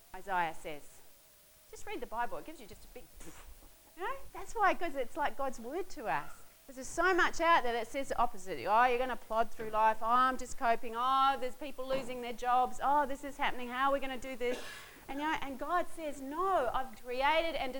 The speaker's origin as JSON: {"language": "English", "region": "Southland", "country": "New Zealand", "said": "I come from Southland, and there's mud."}